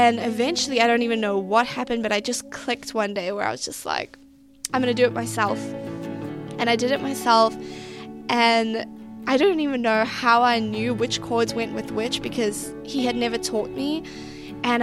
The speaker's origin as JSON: {"language": "English", "town": "East London", "region": "Eastern Cape", "country": "South Africa", "tie": "born or raised there", "also_born_or_lived": "Elliot, South Africa / New York, United States / New Jersey, United States", "moved": "as an adult", "lives_now": "United States", "said": "I come from a little small town in South Africa known as Elliot. And by the time I was 10, we moved to East London and had an amazing childhood"}